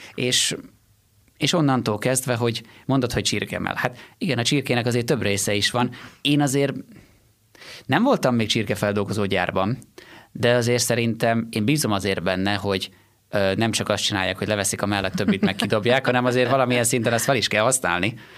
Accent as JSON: {"language": "Hungarian", "town": "Sárbogárd", "region": "Fejér", "country": "Hungary", "also_born_or_lived": "Székesfehérvár / Gödöllő", "said": "Én Sárbogádról származom"}